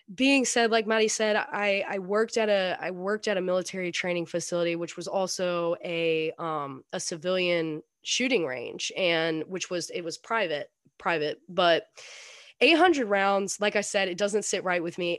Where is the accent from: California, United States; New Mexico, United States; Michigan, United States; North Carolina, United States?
North Carolina, United States; I'm I'm in North Carolina, North Carolina right now. I grew up in North Carolina